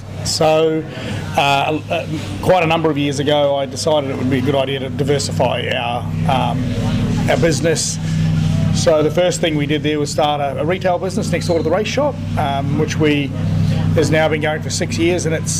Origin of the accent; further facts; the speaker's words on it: New Zealand; now in Australia; And being a Kiwi, I'm quite happy to promote good products that come from New Zealand in Australia.